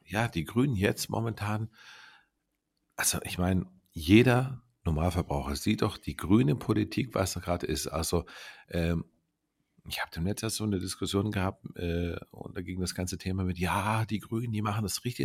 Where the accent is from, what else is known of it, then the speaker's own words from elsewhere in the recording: Baden-Württemberg, Germany; wir kommen ja aus Baden-Württemberg